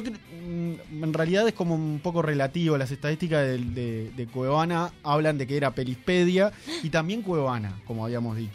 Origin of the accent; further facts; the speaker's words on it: Uruguay; somos los uruguayos